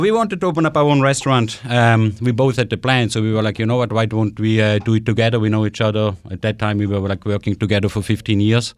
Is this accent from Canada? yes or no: no; Switzerland; also born or lived in Dubai; now in Washington, D.C., United States; I'm originally from Switzerland